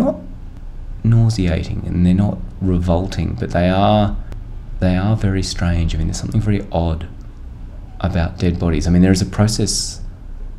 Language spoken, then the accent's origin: English; Australia; as an Australian